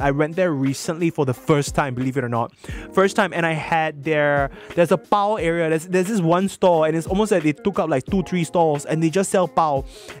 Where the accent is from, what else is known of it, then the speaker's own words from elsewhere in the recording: West Region, Singapore; I grew up in the West, so I don't know the East very well.